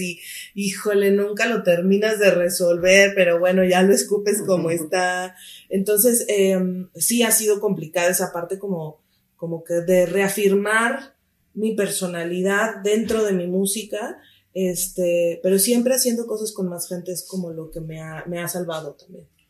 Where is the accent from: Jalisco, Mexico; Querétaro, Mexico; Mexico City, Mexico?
Mexico City, Mexico; also born or lived in Chiapas; Chiapaneca de nacimiento, así es. Crecí aquí en la Ciudad de México, pero nací en Chiapas.